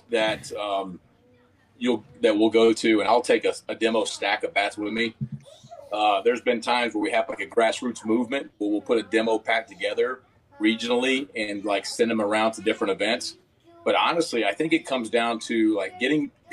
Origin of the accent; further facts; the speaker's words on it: Texas, United States; moved away; I'm from Texas